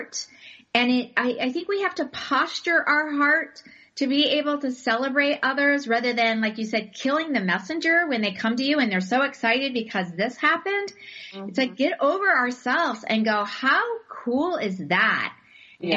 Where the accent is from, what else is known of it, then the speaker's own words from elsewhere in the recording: Arizona, United States; we're from Arizona